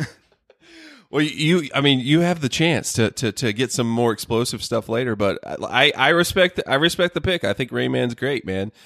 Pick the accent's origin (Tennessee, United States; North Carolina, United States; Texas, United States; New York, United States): North Carolina, United States; I grew up in the South in, in North Carolina, NASCAR country